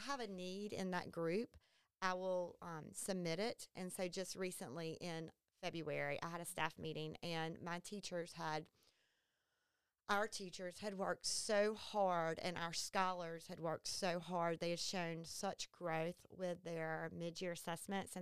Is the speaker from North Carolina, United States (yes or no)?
yes; Beaufort County, North Carolina, United States; I was actually born and raised in Beaufort County